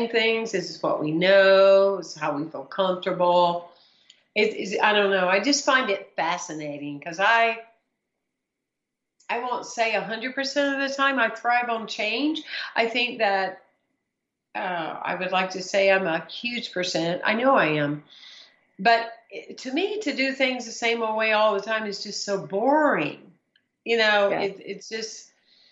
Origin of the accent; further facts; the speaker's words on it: South Carolina, United States; moved away; I'm originally from South Carolina